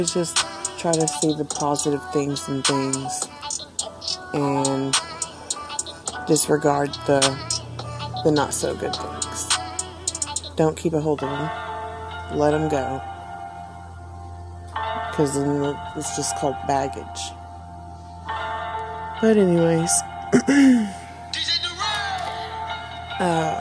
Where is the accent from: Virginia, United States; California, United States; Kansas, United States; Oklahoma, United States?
Oklahoma, United States; Tulsa; I'm from Tulsa, Oklahoma